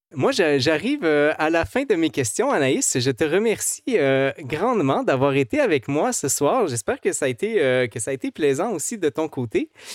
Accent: Quebec, Canada; en tant que Québécois

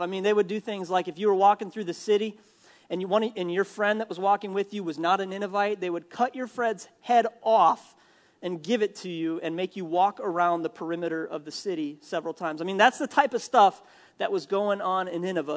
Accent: Minnesota, United States; I'm from Minnesota

